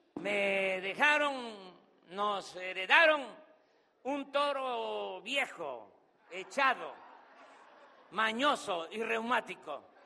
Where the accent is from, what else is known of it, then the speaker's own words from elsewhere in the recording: Tabasco, Mexico; Voy a permanecer en mi estado, en mi tierra, en mi agua